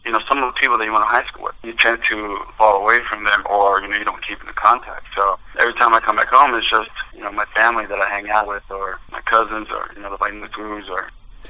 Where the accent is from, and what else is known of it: Eureka, California, United States; born or raised there; moved away